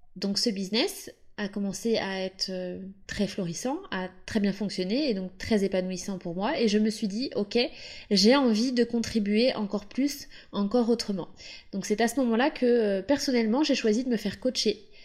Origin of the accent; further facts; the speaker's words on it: Pays de la Loire, France; now in Capbreton, France; je viens de la Loire-Atlantique, j'ai grandi en bord de mer avec mes parents et mes deux sœurs